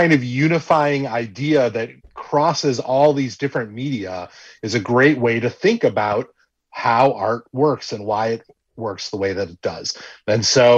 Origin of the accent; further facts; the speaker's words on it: Wisconsin, United States; a kid growing up in Wisconsin